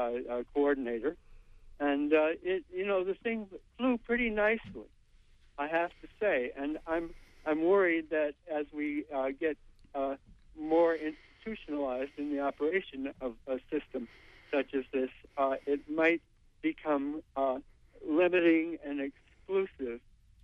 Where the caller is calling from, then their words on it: Brooklin, Maine, United States; I'm calling from Brooklyn.